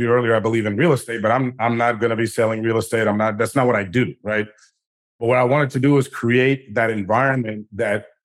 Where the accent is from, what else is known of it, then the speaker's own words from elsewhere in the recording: Washington, District of Columbia, United States; I grew up in Washington, D.C.